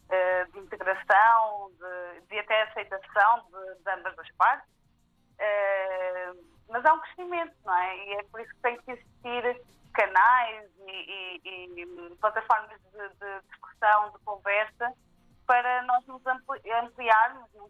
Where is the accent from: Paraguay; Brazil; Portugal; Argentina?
Portugal; Viseu area, Centro; eu já nasci aqui em Portugal, em Salgueiras, mas Sim. em Mangual, Viseu, ali a zona de Viseu. E hum, tive uma infância dita normal, embora fosse a única família negra a viver naquela zona.